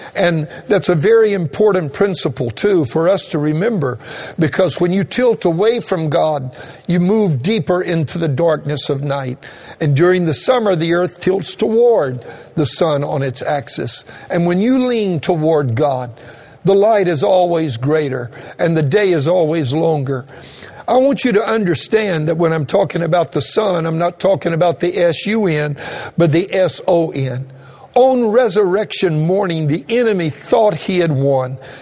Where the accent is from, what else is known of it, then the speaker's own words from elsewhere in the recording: Louisiana, United States; moved away; I'm a Cajun and originally from the state of Louisiana